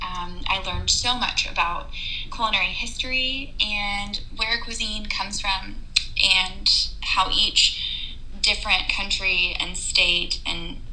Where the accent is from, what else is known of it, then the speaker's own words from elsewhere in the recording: Texas, United States; moved away as an adult; now in Indiana, United States; I'm from Texas, and my family and support is all there